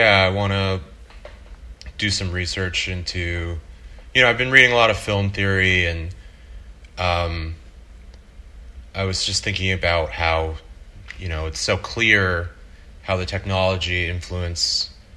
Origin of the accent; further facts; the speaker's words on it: Boca Raton, Florida, United States; moved away as an adult; also born or lived in Miami; now in New York, United States; born in Miami and grew up in Boca Raton